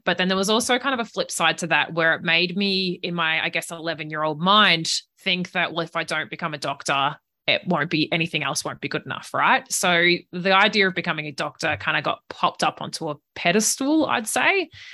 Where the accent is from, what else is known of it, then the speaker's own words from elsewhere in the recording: regional Victoria, Australia; accent: Australian; moved away as an adult; also born or lived in Italy; now in New Zealand; home was about two hours north of Melbourne in regional Victoria. So I grew up on a farm there